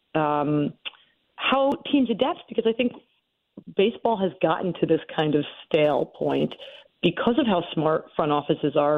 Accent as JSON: {"language": "English", "town": "Philadelphia", "region": "Pennsylvania", "country": "United States", "tie": "born or raised there", "said": "as someone who was uh, born and raised in the Philadelphia area"}